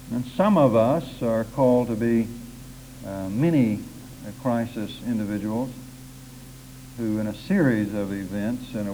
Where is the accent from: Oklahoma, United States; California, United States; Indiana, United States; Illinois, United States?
Oklahoma, United States; accent: Oklahoma; It's taken me 20 years to try to get my Oklahoma accent out, and it creeps in at the most surprising times.